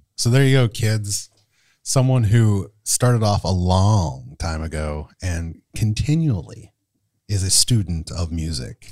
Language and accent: English; State College, Pennsylvania, United States; I'm from Penn State, so what I would do is I would go downtown and on campus